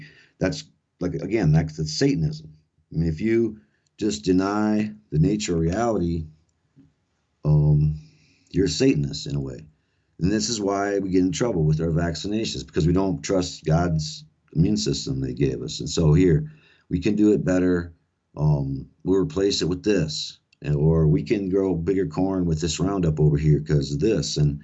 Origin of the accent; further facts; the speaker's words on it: South Dakota, United States; that's where I grew up here in South Dakota